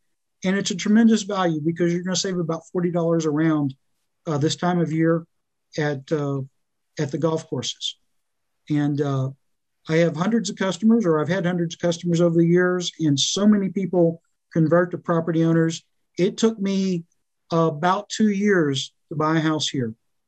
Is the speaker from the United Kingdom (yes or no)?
no; Austin, Texas, United States; born there; I was born in Austin, but of course it was very different in 1964.